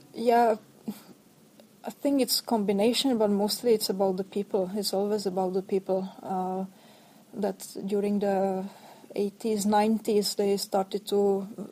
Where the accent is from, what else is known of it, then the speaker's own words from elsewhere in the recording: Ostrava, Moravian-Silesian Region, Czechia; moved away as an adult; also born or lived in Sweden / Norway; I come from Ostrava, from the third biggest town